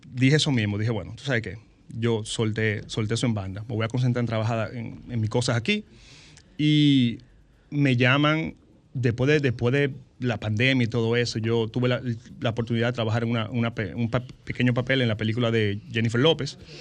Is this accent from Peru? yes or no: no; San Francisco de Macorís, Duarte, Dominican Republic; also born or lived in Santo Domingo; Yo soy de San Francisco Macorís